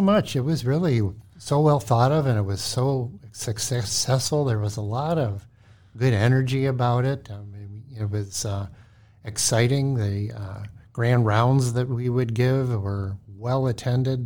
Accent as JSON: {"language": "English", "town": "Cleveland", "region": "Ohio", "country": "United States", "also_born_or_lived": "St. Louis, Missouri", "moved": "as an adult", "lives_now": "Minnesota, United States", "said": "I'm from Cleveland, Ohio"}